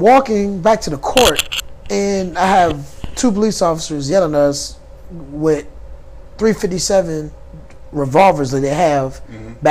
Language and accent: English; Richmond, Virginia, United States; I'm from Richmond, Virginia